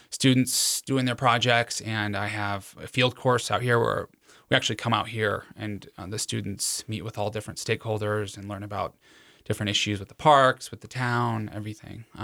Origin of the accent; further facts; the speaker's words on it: Cheyenne, Wyoming, United States; where I was born in Cheyenne